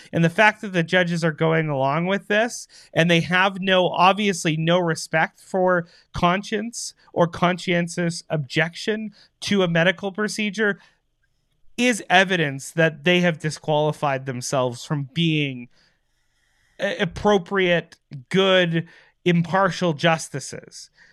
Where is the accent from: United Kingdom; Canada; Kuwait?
Canada